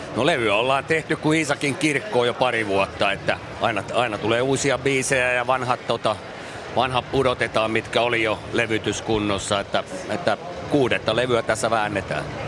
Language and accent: Finnish; Tampere, Pirkanmaa, Finland; meillä Ikurissa